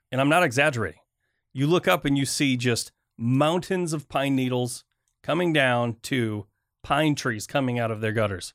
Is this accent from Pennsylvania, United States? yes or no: no; Michigan, United States; now in US West Coast; I grew up in Michigan.